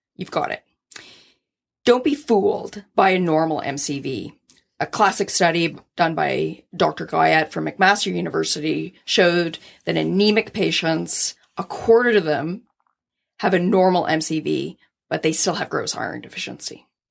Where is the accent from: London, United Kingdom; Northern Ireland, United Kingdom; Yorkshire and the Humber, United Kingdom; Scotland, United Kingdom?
Scotland, United Kingdom; I'm Scottish